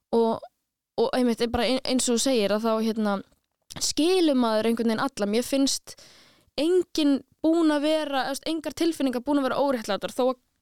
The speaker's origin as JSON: {"language": "Icelandic", "town": "Reykjavík", "region": "Capital Region", "country": "Iceland", "tie": "born or raised there", "also_born_or_lived": "Stykkishólmur", "said": "ég er alveg upp í Reykjavík en ég er ættuð frá stikkisólmi"}